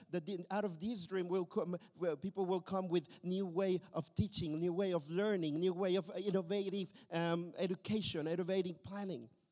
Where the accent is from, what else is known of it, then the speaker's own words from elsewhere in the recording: Mexico; also born or lived in Berlin, Germany; now in Tilburg, Netherlands; I come from a broken family uh, from Mexico